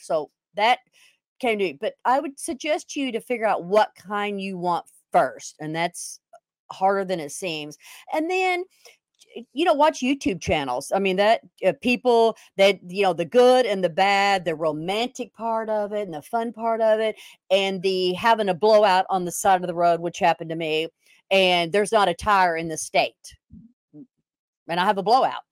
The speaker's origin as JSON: {"language": "English", "town": "Weatherford", "region": "Texas", "country": "United States", "tie": "born or raised there", "also_born_or_lived": "Houston, Texas", "moved": "yes", "said": "I was born in Houston, Texas, but we moved to Weatherford, a little teeny town, of nothing and nowhere, and, you know, I had five brothers and sisters, like I said, and we didn't have any money. We lived in a trailer quite a bit"}